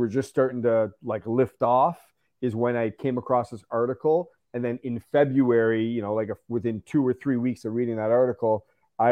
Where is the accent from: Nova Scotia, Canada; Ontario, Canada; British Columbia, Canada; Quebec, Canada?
Ontario, Canada; London; I'm from Canada. I grew up in a small city called London, Ontario.